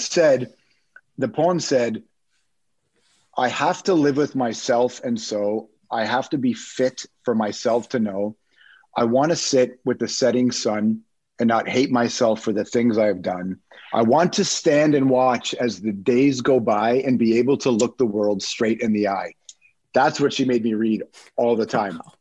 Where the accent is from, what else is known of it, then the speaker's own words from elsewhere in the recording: Toronto, Ontario, Canada; also born or lived in Malton; we grew up in Toronto, uh, West Side, so I don't know who knows the city, but I grew up in Rexdale